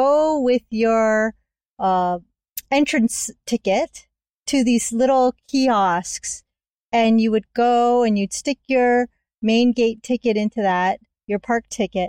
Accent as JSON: {"language": "English", "region": "Hawaii", "country": "United States", "said": "I'm from Hawaii"}